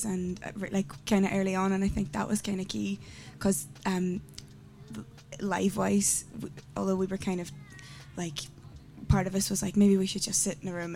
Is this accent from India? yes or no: no; Derry, Northern Ireland, United Kingdom; moved away as an adult; now in Dublin, Ireland; So I'm from Derry